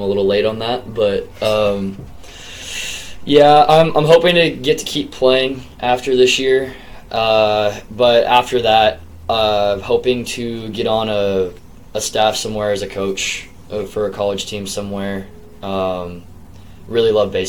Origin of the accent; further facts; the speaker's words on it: Texas, United States; I'm from Texas. I live 10 minutes from the stadium my whole life.